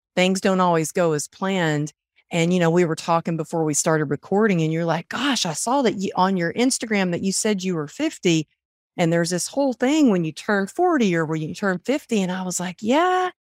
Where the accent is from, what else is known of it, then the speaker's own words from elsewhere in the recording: Texas, United States; moved away; also born or lived in California; growing up in Texas